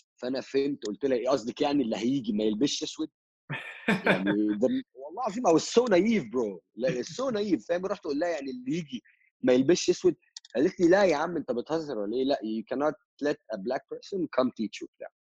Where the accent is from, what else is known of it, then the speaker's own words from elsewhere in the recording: Egypt; moved away as an adult; also born or lived in Russia / Vietnam; ام هاف امريكان فروم ماي mother's سايد بس I've been living in ان ايجيبت فور اول ماي لايف